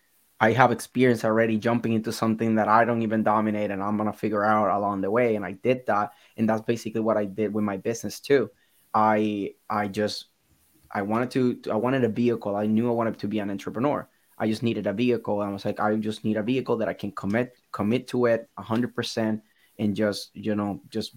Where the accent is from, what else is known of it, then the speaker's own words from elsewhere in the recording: Puerto Rico; English is a second language; moved away as an adult; now in United States; because I'm Puerto Rican, I've been exposed to English a lot